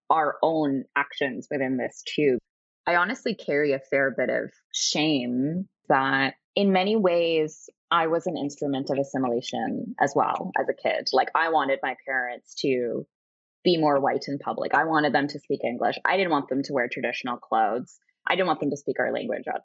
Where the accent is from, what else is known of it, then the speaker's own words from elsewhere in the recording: Canada; we talked a lot about our own relationship with being Canadian and some of the rosy depiction that we got from our parents in terms of being grateful.